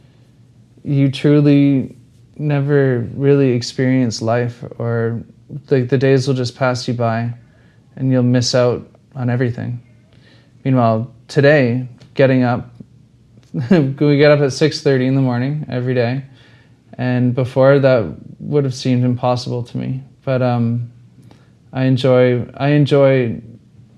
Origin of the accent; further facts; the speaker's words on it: Ontario, Canada; moved away as an adult; I'm from Ontario